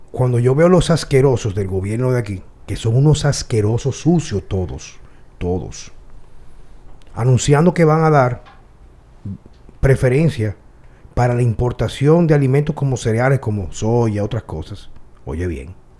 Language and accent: Spanish; Dominican Republic; mi país, donde yo nací, donde quizá me van a enterrar